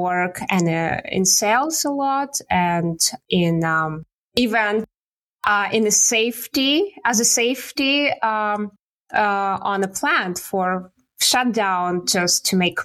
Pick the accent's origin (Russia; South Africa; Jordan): Russia; Siberia; English is a second language; moved away as an adult; now in Canada; I was born and raised in Siberia